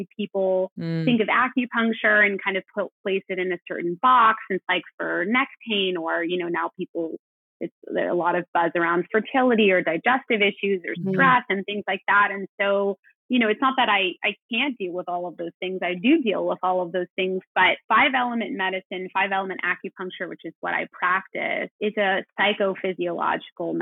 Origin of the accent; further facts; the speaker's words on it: Los Angeles, California, United States; moved away as an adult; I'm from Los Angeles and I moved away for college and grad school.